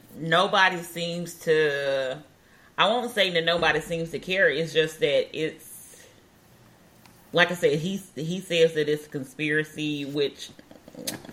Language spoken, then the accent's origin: English; Alabama, United States; moved away; my hometown is in Alabama.